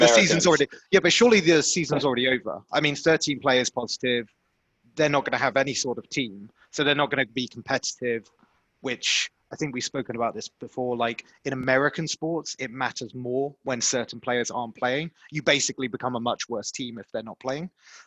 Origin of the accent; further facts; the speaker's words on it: United Kingdom; as a Brit looking at baseball